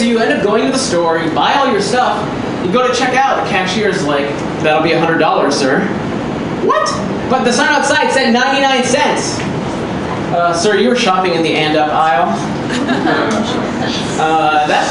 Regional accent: New York, United States; I grew up here in New York

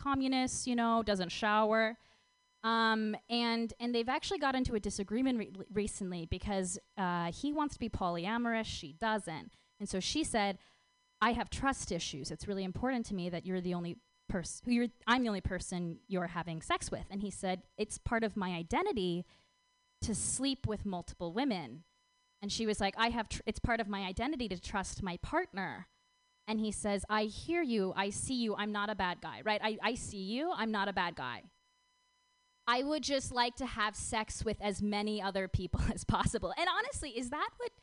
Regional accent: Minnesota, United States; moved away; I'm actually from Minnesota. I'm from the suburbs of Minnesota.

